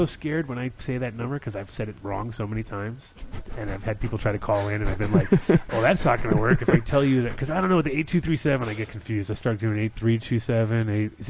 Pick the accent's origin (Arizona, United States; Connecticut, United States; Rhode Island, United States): Rhode Island, United States; Jamestown; moved away as an adult; also born or lived in North Kingstown / Los Angeles / New York / Amsterdam; I grew up in Rhode Island actually. I grew up in Jamestown.